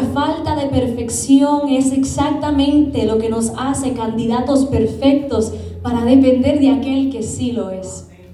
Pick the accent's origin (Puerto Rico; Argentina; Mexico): Puerto Rico; Yo como buen puertorriqueña que soy